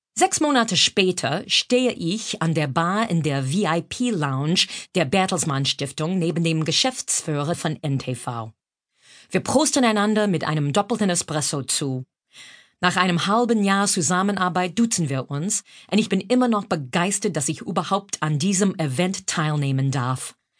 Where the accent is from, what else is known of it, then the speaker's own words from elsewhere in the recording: Brockton, Massachusetts, United States; also born or lived in New York; now in Berlin, Germany; Ich komme aus Brockton, Massachusetts, einem Vorort von Boston